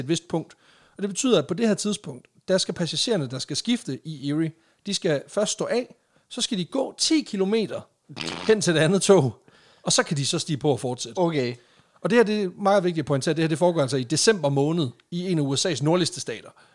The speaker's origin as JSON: {"language": "Danish", "region": "Jutland", "country": "Denmark", "lives_now": "Randers, Denmark", "said": "vi er fra Jylland"}